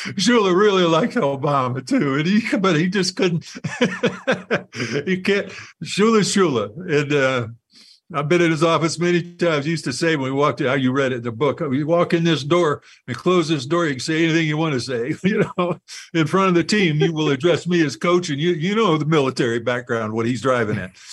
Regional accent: United States; being an American

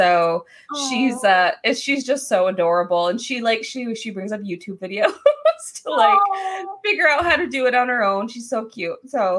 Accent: Buffalo, New York, United States; born there

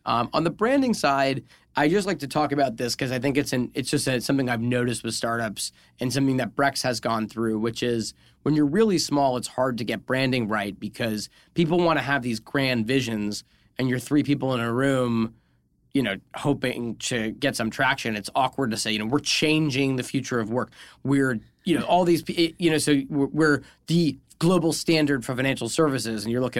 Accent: New England, United States; We're both from New England. We know what goes down at the McDonald's.

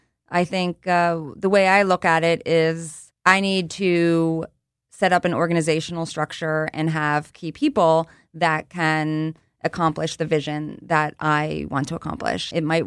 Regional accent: Abington, Pennsylvania, United States; I am from the Philadelphia area. Mm-hmm. I grew up in Abington. I went to Abington High School.

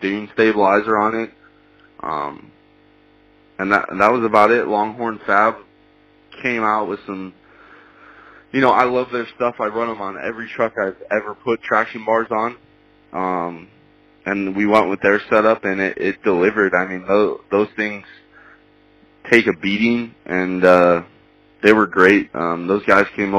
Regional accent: Illinois, United States; moved away; I grew up in Illinois

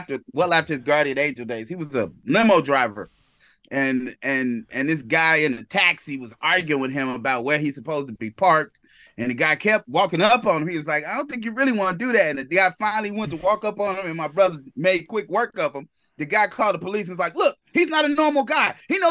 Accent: Inglewood, California, United States; No, I'm from Inglewood. My parents still live in Inglewood.

